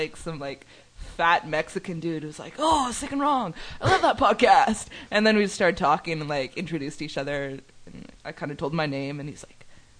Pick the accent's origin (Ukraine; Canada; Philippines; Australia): Canada; Victoria, British Columbia; Victoria or something, which is my hometown.